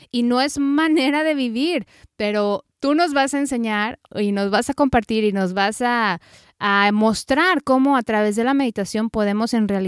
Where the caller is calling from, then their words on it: Mexico City, Mexico; conectándome desde la Ciudad de México.